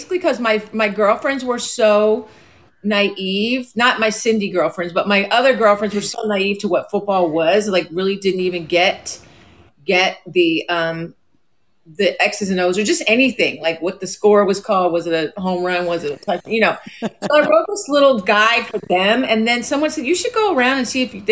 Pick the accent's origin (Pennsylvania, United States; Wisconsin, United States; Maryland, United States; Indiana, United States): Pennsylvania, United States; Philadelphia; I grew up in Philadelphia. I was born there